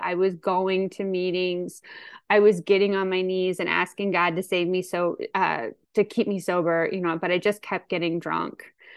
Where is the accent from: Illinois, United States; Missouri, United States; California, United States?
Missouri, United States; St. Louis; I'm from Saint Louis, Missouri. I'm kind of your typical county woman